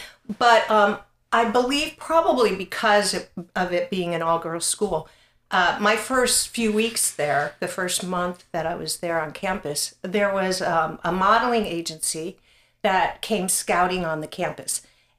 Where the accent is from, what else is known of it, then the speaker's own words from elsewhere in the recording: Pennsylvania, United States; But we came from South Central Pennsylvania, the Harrisburg, Mechanicsburg, you know, Hershey area.